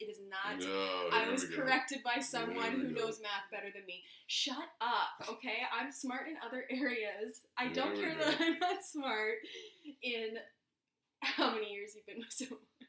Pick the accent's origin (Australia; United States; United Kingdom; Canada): Canada; London, Ontario; because we're from London, Ontario.